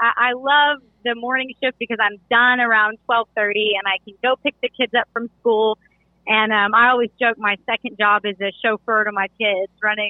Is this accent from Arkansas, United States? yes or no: yes; Hot Springs, Arkansas, United States; moved away as an adult; also born or lived in Missouri / Connecticut / China / Boston; now in Charlotte, United States; So I grew up in Hot Springs, Arkansas.